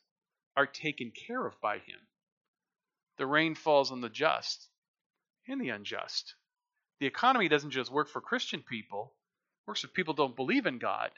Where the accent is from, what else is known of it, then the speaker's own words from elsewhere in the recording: United States; we're American people.